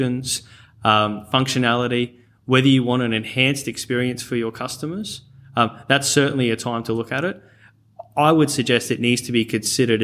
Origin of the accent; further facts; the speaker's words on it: rural Queensland, Australia; accent: North Queensland twang; also born or lived in Cairns / Charters Towers; born in Cairns and raised in and around rural Queensland, and also Charters Towers for boarding school. So, yeah, you'll hear the occasional North Queensland twang come out every now and then.